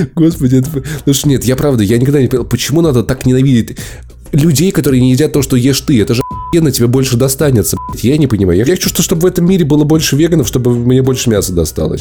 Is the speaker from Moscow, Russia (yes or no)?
yes; Moscow, Russia; мы москвичи